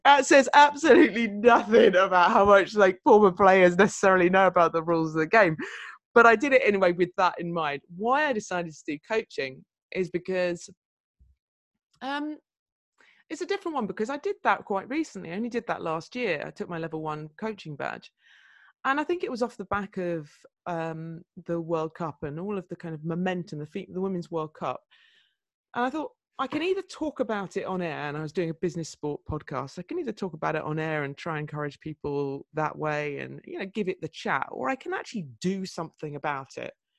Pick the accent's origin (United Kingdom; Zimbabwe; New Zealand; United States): United Kingdom; Surrey, South East England; moved away as an adult; also born or lived in Newcastle / Fulham; I was a girl from Surrey up there in Newcastle